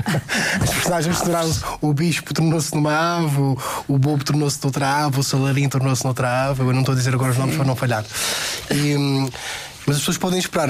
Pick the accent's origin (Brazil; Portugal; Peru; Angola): Portugal; Madeira; eu sou da Madeira